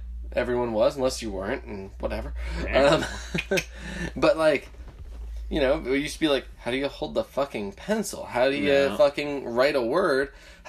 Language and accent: English; New Jersey, United States; my hometown in New Jersey